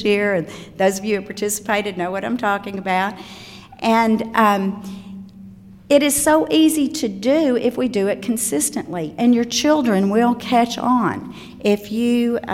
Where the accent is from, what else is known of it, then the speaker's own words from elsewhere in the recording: Osceola, Arkansas, United States; moved away; I'm from Osceola, Arkansas, and a very small town of 8,000 people is my hometown, and I was raised in the same community with my grandparents